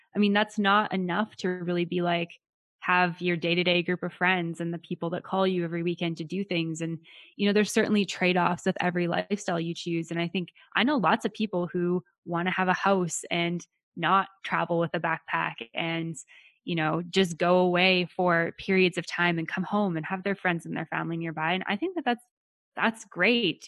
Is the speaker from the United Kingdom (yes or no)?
no; Western Canada, Canada; I'm from Western Canada. Nobody speaks Spanish over here